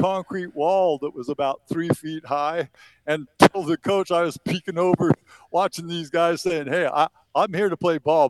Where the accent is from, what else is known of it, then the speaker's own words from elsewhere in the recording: Eastern Oregon, United States; growing up in Eastern Oregon